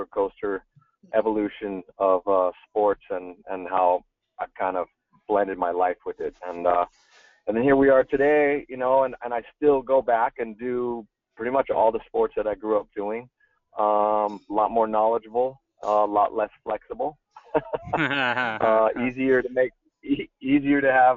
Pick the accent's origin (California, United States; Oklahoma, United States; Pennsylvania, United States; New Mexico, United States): California, United States; Northern; first language German; English is a second language; also born or lived in Munich, Germany / Berkeley, California; born and raised in Northern California, and then moved to Munich, Germany to spend some of my early years there, going to school. German was my first language